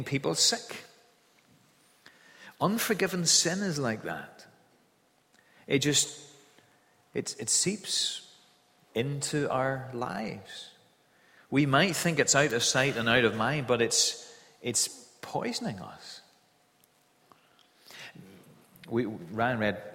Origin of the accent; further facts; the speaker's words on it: Kilkeel, Northern Ireland, United Kingdom; When I was growing up in Kilkeel in the Mourns